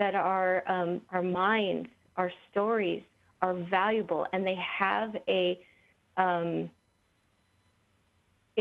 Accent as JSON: {"language": "English", "town": "Santa Fe", "region": "New Mexico", "country": "United States", "tie": "born or raised there", "said": "I'm from Northern New Mexico."}